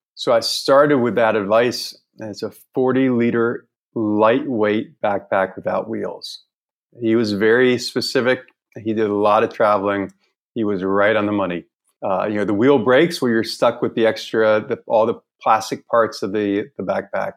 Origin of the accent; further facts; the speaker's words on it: Northern Virginia, United States; moved away as an adult; also born or lived in Charleston, South Carolina / Greenville, North Carolina / New York City; now in Hanoi, Vietnam; I grew up in Northern Virginia, outside of DC.